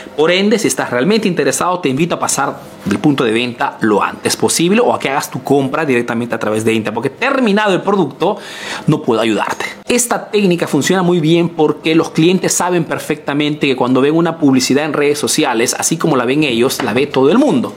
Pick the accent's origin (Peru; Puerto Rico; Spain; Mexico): Peru; now in Italy